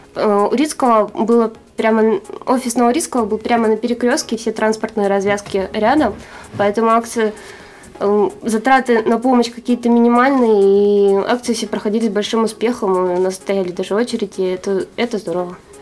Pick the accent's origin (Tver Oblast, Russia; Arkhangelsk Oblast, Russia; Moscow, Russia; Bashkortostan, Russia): Arkhangelsk Oblast, Russia; Arkhangelsk; я родилась и живу в Архангельске